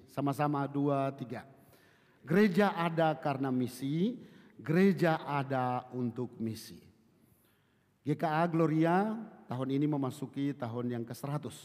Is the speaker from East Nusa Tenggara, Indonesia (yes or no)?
yes; Kupang, East Nusa Tenggara, Indonesia; now in Bekasi, Indonesia; saya berasal dari Kupang, tapi saat ini saya melayani di di Bekasi, di Cibubur.